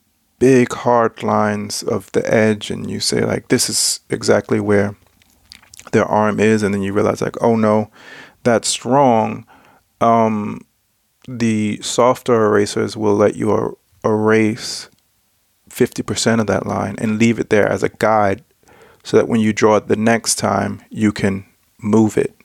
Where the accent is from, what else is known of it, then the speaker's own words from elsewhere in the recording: United States; now in Denmark; I'm American